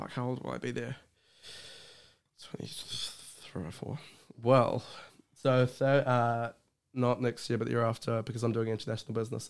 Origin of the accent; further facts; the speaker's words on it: Hawke's Bay, New Zealand; also born or lived in Auckland; now in Wellington, New Zealand; I am from, born in Hawke's Bay.